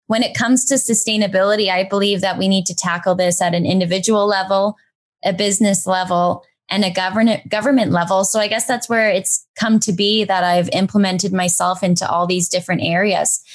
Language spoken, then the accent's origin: English; Brantford, Ontario, Canada; also born or lived in Waterloo; move to my hometown, back to Brantford